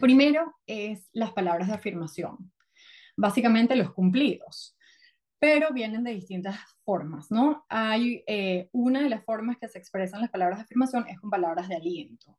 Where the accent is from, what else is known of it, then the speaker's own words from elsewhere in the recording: Venezuela; moved away as an adult; also born or lived in New York; now in United States; yo soy venezolana, crecí en Venezuela, luego me mudé a Estados Unidos